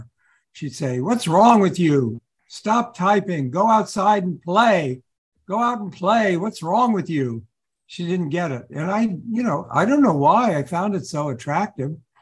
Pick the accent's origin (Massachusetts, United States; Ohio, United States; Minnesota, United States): Ohio, United States; Columbus; moved away as an adult; also born or lived in New York; I grew up in Columbus, Ohio, and I had to get out of Columbus.